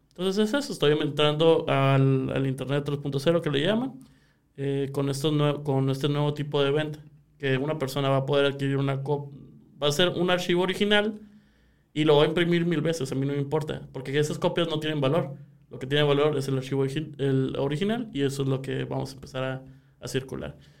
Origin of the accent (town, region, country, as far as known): Sonora, Mexico